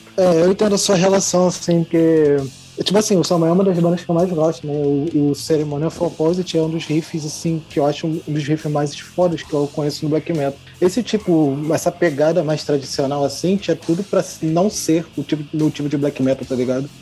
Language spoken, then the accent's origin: Portuguese; Rio de Janeiro, Brazil; Sou do Rio de Janeiro.